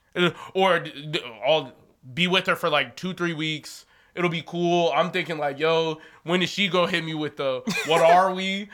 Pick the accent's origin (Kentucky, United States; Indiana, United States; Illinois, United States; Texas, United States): Illinois, United States; Chicago; I'm from Chicago